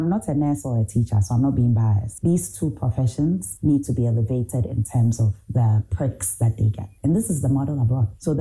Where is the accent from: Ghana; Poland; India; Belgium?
Ghana; moved away as an adult; also born or lived in Ohio; I'm Ghanaian